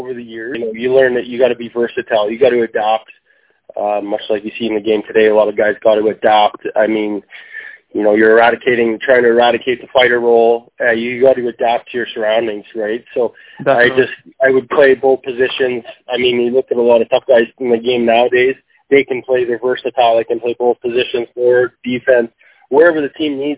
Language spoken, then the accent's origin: English; Calgary, Alberta, Canada; I grew up in the northeast Calgary, Alberta, in the city of Calgary